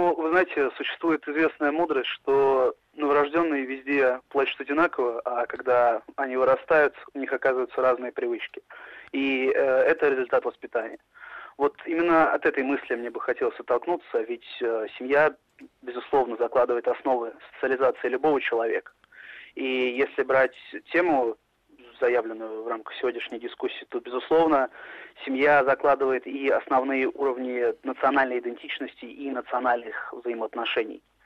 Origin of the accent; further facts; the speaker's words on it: Moscow, Russia; я россиянин, при этом я русский, я москвич, но мои предки поморы